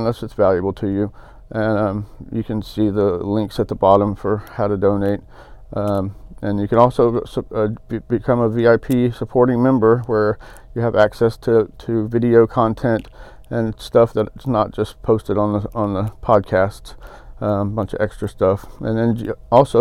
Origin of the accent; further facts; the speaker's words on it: Pilot Point, Texas, United States; also born or lived in Dallas, Texas; I grew up in Pilot Point, Texas, and in Dallas